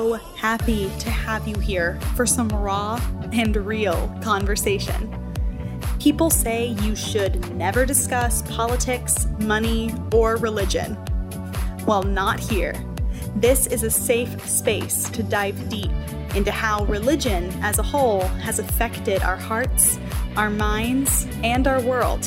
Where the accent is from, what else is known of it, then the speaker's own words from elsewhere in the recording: Tulsa, Oklahoma, United States; being from Oklahoma myself, for those of you who don't know, I was born in Tulsa.